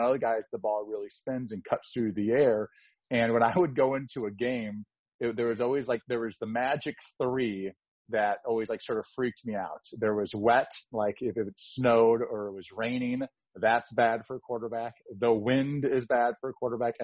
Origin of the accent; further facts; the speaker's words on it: Eastern Iowa, United States; now in Omaha, United States; I'm from Eastern Iowa